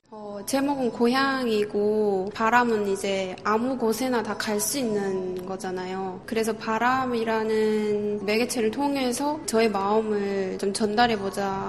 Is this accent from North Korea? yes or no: yes; North Korea; now in South Korea; 북한 사람으로서